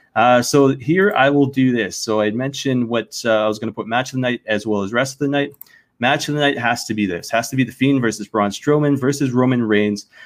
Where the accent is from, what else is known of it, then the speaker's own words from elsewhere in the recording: Canada; as a Canadian